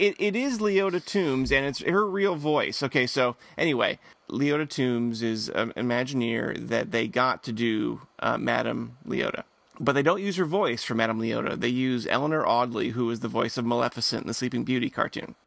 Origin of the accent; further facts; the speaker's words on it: Michigan, United States; I grew up in Michigan